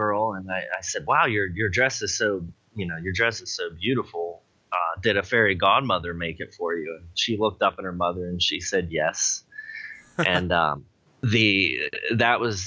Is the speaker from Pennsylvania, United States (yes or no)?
yes; Pittsburgh, Pennsylvania, United States; moved away; I come from Pittsburgh. We're a union area.